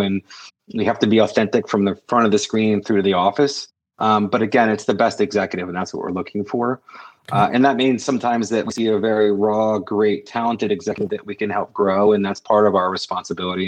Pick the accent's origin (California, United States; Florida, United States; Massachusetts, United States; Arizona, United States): Massachusetts, United States; Cape Cod; I'm from the Cape